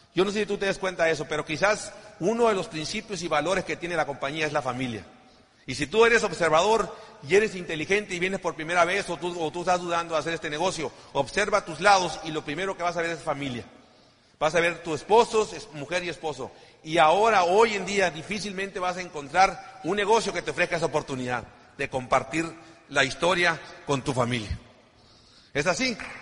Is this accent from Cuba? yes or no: no; Ciudad Obregón, Sonora, Mexico; somos sonorenses